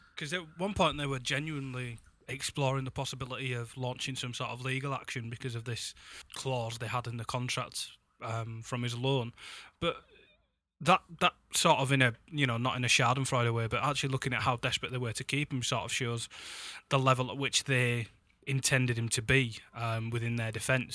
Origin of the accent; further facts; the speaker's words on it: Huddersfield, Yorkshire and the Humber, United Kingdom; now in Leeds, United Kingdom; I'll be back in my hometown of Huddersfield